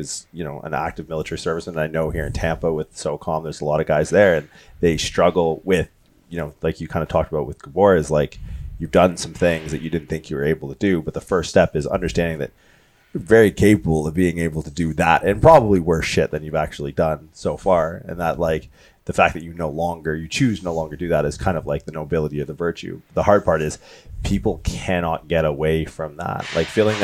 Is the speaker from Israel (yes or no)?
no; Windsor, Ontario, Canada; moved away; also born or lived in California; growing up in Windsor